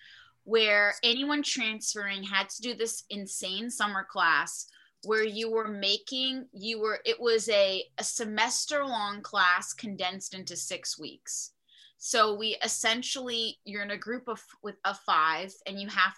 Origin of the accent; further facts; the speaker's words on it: Charlotte, North Carolina, United States; moved away as an adult; also born or lived in New York; I'm from Charlotte, North Carolina, and it's a city